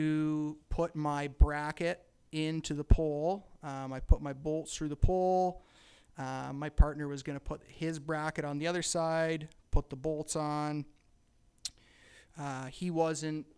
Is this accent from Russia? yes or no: no; Campbellford, Ontario, Canada; I'm from Campbellford, Ontario. Born and raised